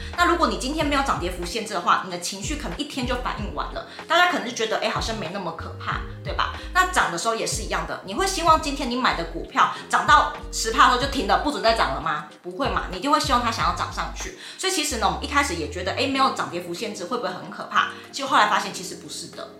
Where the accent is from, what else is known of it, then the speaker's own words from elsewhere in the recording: Taiwan; 我们台湾人